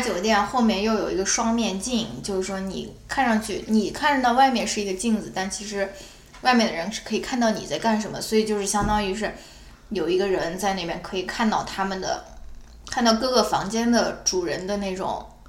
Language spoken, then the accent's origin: Chinese; China; 我们中国人嘛，从小长大